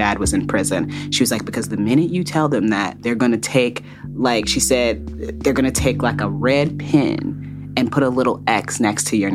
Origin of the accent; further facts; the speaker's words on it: Fort Wayne, Indiana, United States; I grew up in Fort Wayne, Indiana